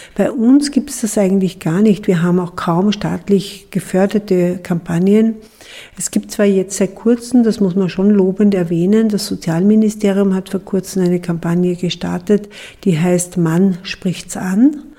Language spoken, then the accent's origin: German; Austria